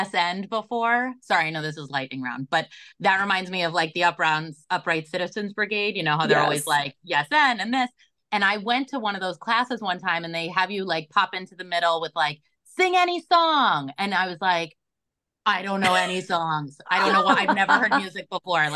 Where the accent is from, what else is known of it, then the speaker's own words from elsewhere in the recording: Long Beach, United States; I grew up in Long Beach